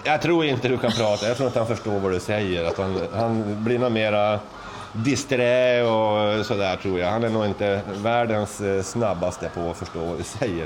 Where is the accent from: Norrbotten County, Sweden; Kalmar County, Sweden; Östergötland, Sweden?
Norrbotten County, Sweden; Luleå; now in Österhaninge, Sweden; Jag är ju från Norrland, jag är ju Lulebo